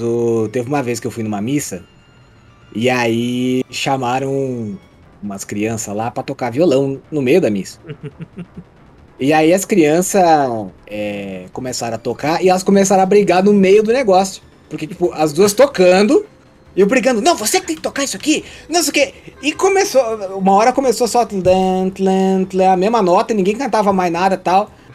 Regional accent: Santa Catarina, Brazil; eu nasci e moro em Santa Catarina até hoje

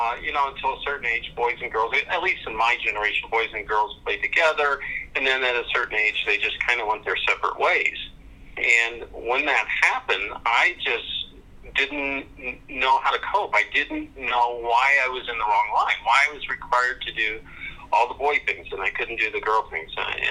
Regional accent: Reno, Nevada, United States; born there; also born or lived in Germany / Omaha; Well, I was born in Reno, Nevada. I was adopted. My father was a military officer. And I started school in Germany, but started grade school in Omaha, Nebraska in the 60s

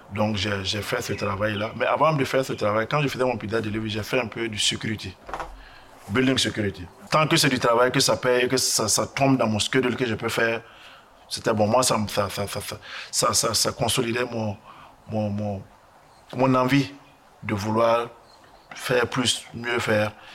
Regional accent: Burkina Faso; moved away as an adult; also born or lived in Ghana; now in United States; Je suis burkinabé

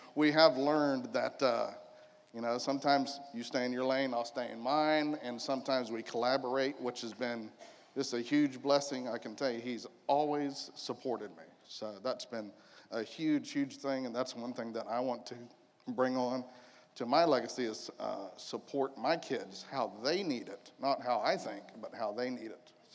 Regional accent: United States; I was born here in Polk County, raised in Polk County, kind of moved around a little bit when I was in my 20s, and now I'm back home.

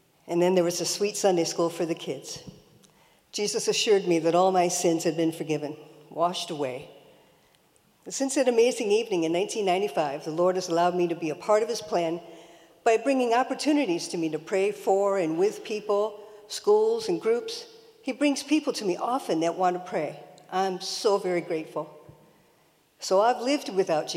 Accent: Detroit, Michigan, United States; I grew up in Detroit with two older brothers

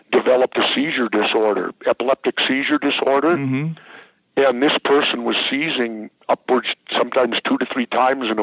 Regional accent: Minneapolis, Minnesota, United States; I'm born in Minnesota.

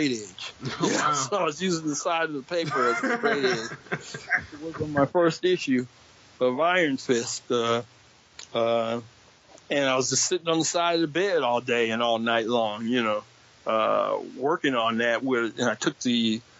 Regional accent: Detroit, Michigan, United States; growing up in Detroit

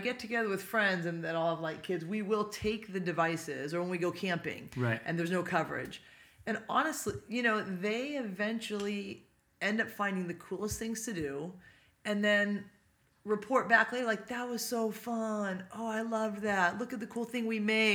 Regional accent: Poway, California, United States; also born or lived in Pasadena, California / San Luis Obispo, California; I grew up in Poway, so it's North County, San Diego here

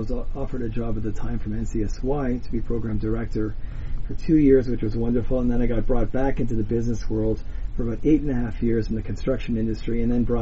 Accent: King City, Ontario, Canada; I'm born and bred in King City, Ontario

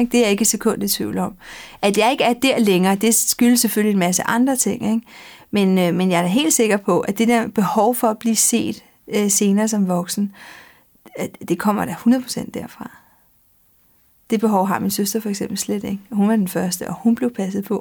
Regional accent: Denmark; also born or lived in Madrid, Spain; Så blev jeg født her i Danmark, så boede vi to år. Og så flyttede vi

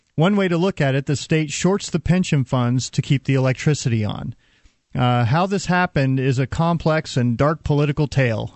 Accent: Texas, United States; I'm a Texan

